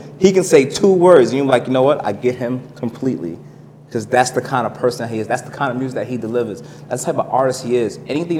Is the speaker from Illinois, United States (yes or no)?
no; New York City, New York, United States; now in Queens, New York, United States; from Brooklyn. Brownsville, Brooklyn, to be exact.